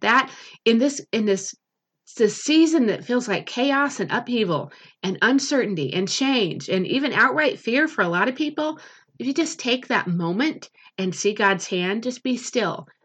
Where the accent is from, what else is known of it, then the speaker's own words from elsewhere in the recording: United States; as an American culture